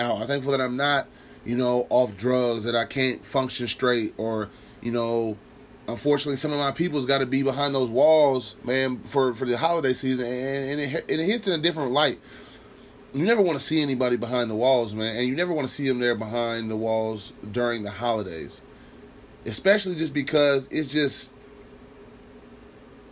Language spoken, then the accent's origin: English; Lincoln, United States; I'm from Lincoln